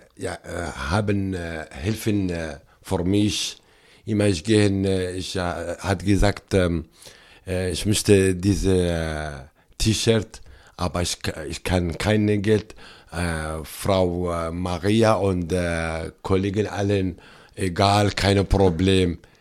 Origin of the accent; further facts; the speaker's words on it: Syria; German is a second language; moved away as an adult; now in Delbrück, Germany; ich komme aus Syrien